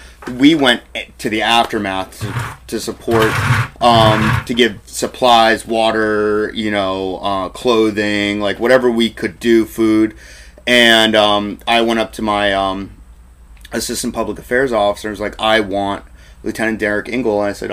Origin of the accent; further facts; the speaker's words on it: East Coast, United States; now in Seattle, United States; I was born on the East Coast, and I lived in the East Coast, and my parents are from the East Coast, so the East Coast is home to me, really.